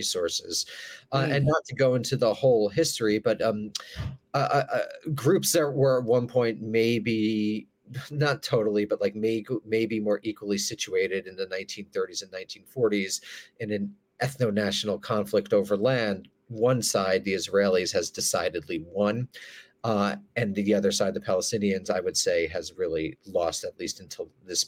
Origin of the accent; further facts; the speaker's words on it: United States; I'm an American